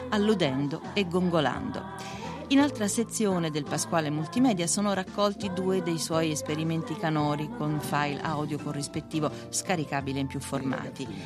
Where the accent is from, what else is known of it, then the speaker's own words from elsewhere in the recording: Rome, Lazio, Italy; born there; Sono nato a Roma il 31 maggio del 1944.